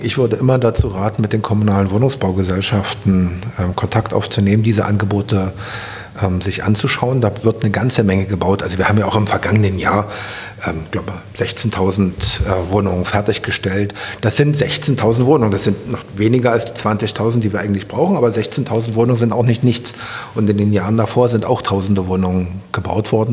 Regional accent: Berlin, Germany; Ich bin am Mögelsee aufgewachsen und mit dem Faltboot über den Mögelsee ähm, gefahren. Da habe ich meine Kindheit verbracht.

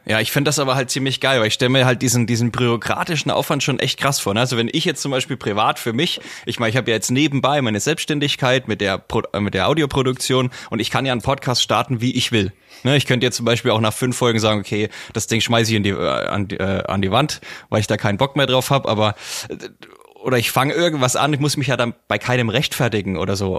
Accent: near Bamberg, Bavaria, Germany; Ich bin ja aus der Nähe von Bamberg, ich liege ja direkt zwischen Bamberg und Forchheim

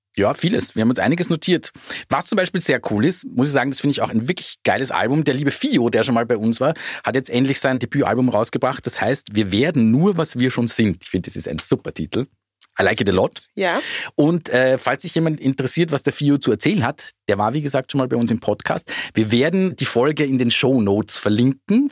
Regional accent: Austria; bei uns in Österreich hatten sie nur diesen einzigen Nummer eins Hit

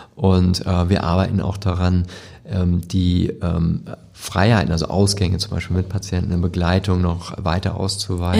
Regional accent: Hamburg, Germany; also born or lived in Lübeck; Ich bin hier geboren und mhm. das ist meine Heimatstadt und ich, ich liebe Hamburg

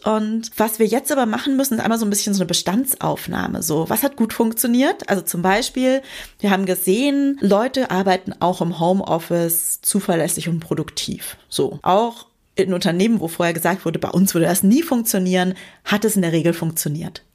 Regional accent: Bavaria, Germany; ich komm vom Dorf und da war man dann halt früher so im Sportverein engagiert oder keine Ahnung, ich komme aus Bayern im Schützenverein

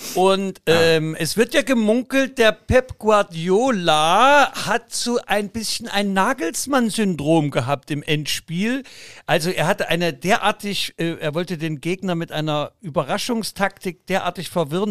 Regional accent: Leipzig, Saxony, Germany; meine äh, Vaterstadt Leipzig

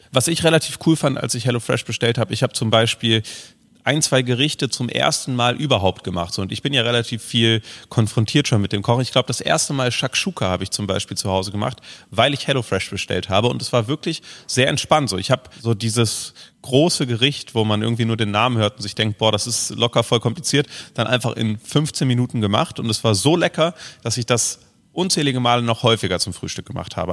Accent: Frankfurt area, Hesse, Germany; also born or lived in Babenhausen / Aschaffenburg / Berlin; now in Cologne, Germany; ich komme ja so aus dem Raum Frankfurt, so. Ähm, ich habe da in Babenhausen lange gelebt und in Aschaffenburg

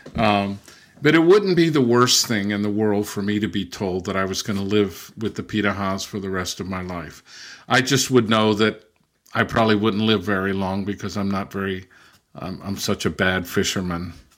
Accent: Southern California, United States; also born or lived in Brazil / England / Germany; now in Massachusetts, United States; I was born and raised in Southern California

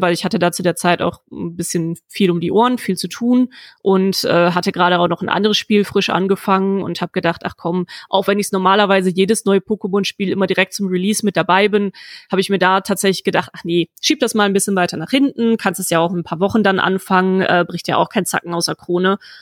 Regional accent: Germany; ich bin auf dem platten Land aufgewachsen

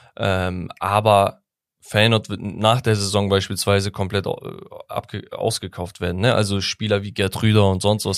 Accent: Sivas Province, Turkey; moved away; Sivas, meine Heimat

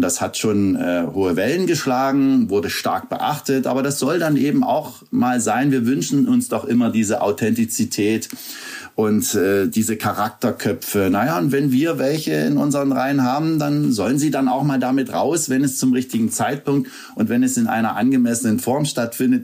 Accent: Bautzen, Saxony, Germany; bin ich äh, zu jedem Heimspiel aus Bautzen gekommen

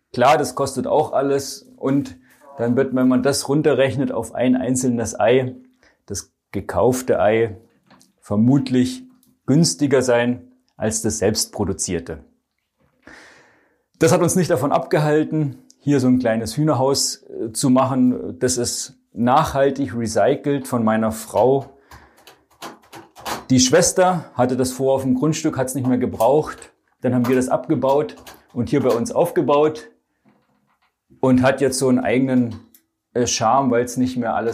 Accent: Baden-Württemberg, Germany; Ich komme ursprünglich aus dem Schwabenland und den Spruch kennst du ja vielleicht auch.

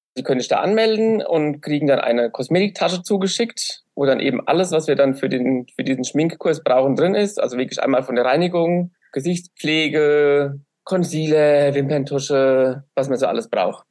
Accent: Aschaffenburg, Bavaria, Germany; ich bin aus Aschaffenburg

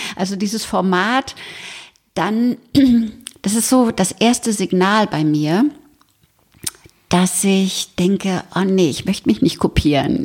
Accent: Berlin, Germany; now in Bad Tölz, Germany; ich komme aus Berlin, also geboren in Berlin

